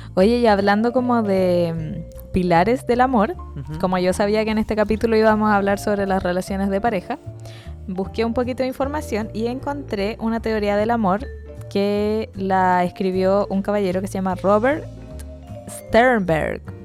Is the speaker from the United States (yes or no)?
no; Chile; como buen chileno